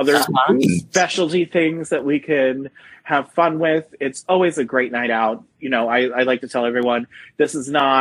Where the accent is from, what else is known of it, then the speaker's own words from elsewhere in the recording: Bangor, Pennsylvania, United States; also born or lived in Warwick, New York / Jim Thorpe, Pennsylvania; I grew up in Bangor, Pennsylvania